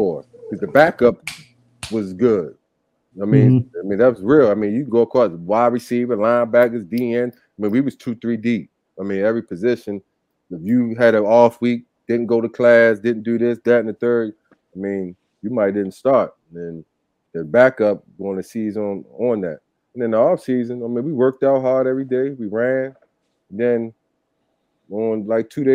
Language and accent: English; Baltimore, Maryland, United States; moved away as an adult; I came from Baltimore, rough and raw